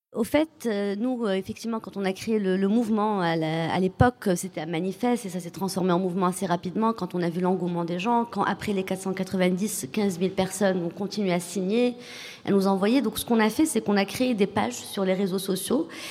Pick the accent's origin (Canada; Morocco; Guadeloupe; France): Morocco; j'ai pas de double passeport, je suis marocaine